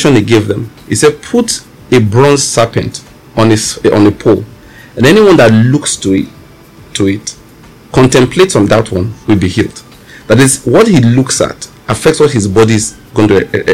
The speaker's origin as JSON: {"language": "English", "region": "Western Nigeria", "country": "Nigeria", "tie": "born or raised there", "said": "I grew up in Western Nigeria"}